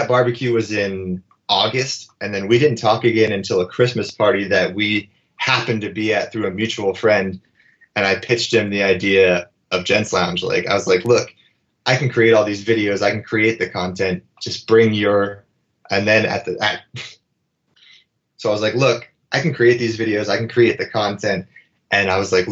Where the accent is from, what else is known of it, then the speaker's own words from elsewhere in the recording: Erie, Pennsylvania, United States; moved away as an adult; also born or lived in Los Angeles / New York; a small town kid from Erie